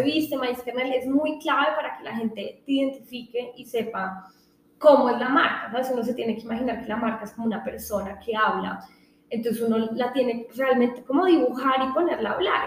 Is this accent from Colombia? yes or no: yes; Colombia; a uno como colombiano saca pecho